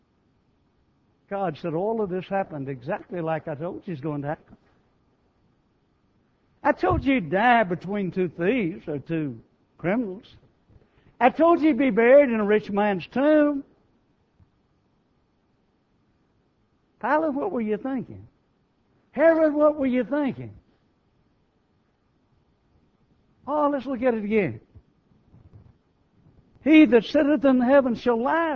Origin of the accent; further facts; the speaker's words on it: United States; we in America take more pride or more feelings concerning being American than we do being a Christian